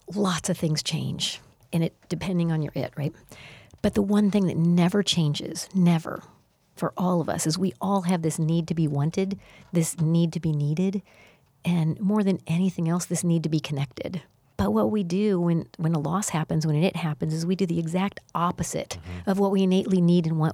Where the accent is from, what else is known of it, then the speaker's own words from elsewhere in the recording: Missouri, United States; I'm from Missouri and the show me state